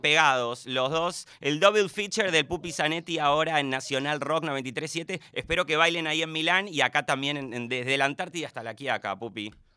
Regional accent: Avellaneda, Buenos Aires Province, Argentina; somos, de alguna forma, somos vecinos del, del Doque, de Doc Sud, de Avellaneda

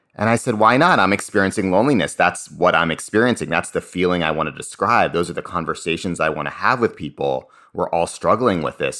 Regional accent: Cambridge, Massachusetts, United States; I grew up in Cambridge, Massachusetts.

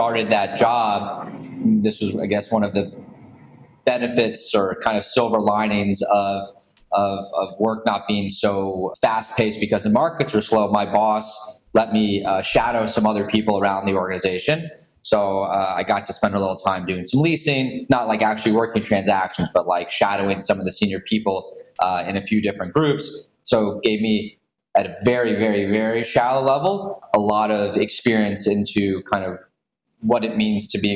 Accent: Houston, Texas, United States; moved away as an adult; also born or lived in Atlanta / Washington, D.C. / New York; I grew up in Houston.

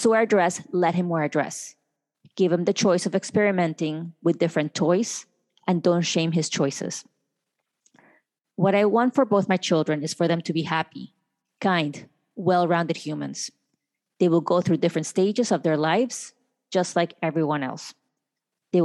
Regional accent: Colombia; now in United States; I was born in Colombia

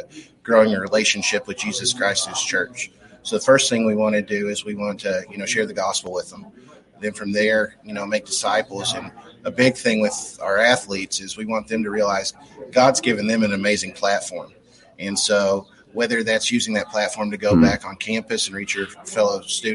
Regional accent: Lee County, Kentucky, United States; I'm from Lee County, about an hour away.

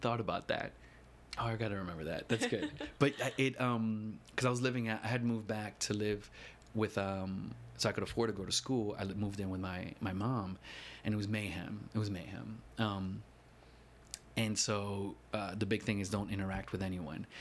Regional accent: New York City, New York, United States; moved away as an adult; also born or lived in Chicago; now in New York City, United States; I grew up in the Lower East Side over on Allen and Stanton.

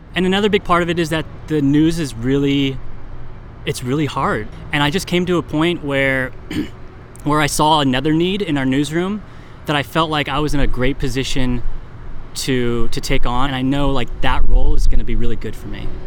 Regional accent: Sonoma, California, United States; I'm from Sonoma

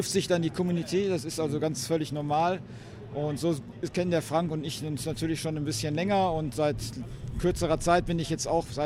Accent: Emmerich, North Rhine-Westphalia, Germany; ich komme aus Emmerich

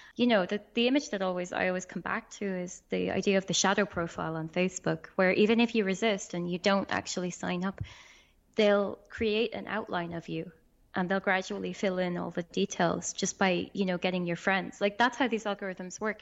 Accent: Ireland; I'm from Ireland.

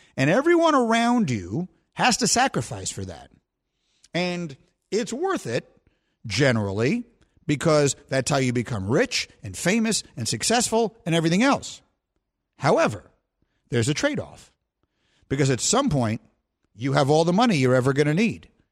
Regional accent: New York, United States; I grew up in New York

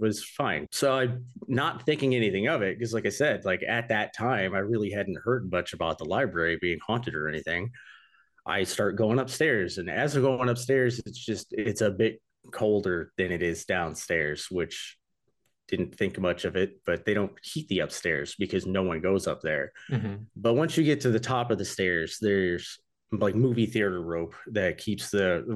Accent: Nashville, Michigan, United States; I grew up in Nashville, Michigan

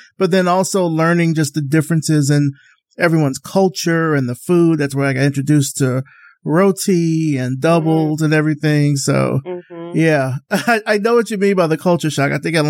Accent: Alabama, United States; moved away as an adult; now in Atlanta, United States; So I'm from Alabama originally, so it's just, like, one state over

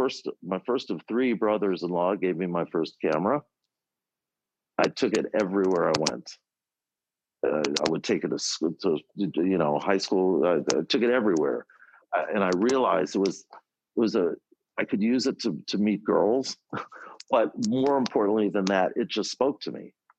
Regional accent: Forest Hills, New York, United States; I was growing up in Forest Hills, New York. My dad was a Broadway stage manager.

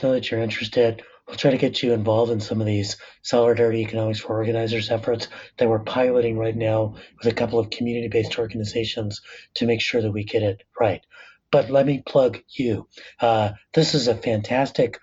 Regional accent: La Puente, California, United States; I'm working class Latino, son of immigrants, growing up in the San Gabriel Valley in La Puente

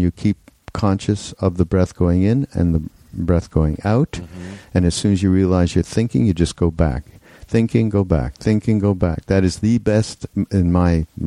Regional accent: Montreal, Quebec, Canada; I'm from Montreal

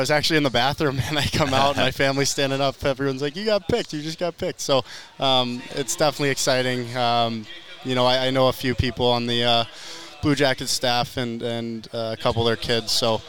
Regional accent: Chicago, Illinois, United States; I'm from Chicago.

